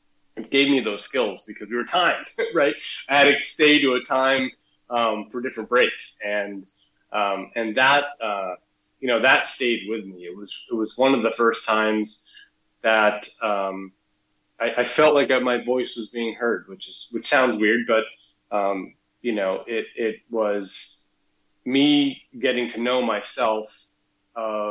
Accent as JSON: {"language": "English", "region": "New Hampshire", "country": "United States", "tie": "born or raised there", "said": "So I grew up in New Hampshire, so I was right next door"}